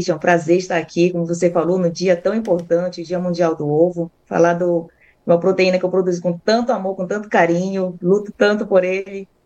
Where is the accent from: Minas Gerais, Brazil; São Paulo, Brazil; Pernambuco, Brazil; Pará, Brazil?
Pará, Brazil; Belém; now in Bastos, Brazil; Eu vim de Belém, não era a minha profissão ali inicial, cheguei a ser dentista.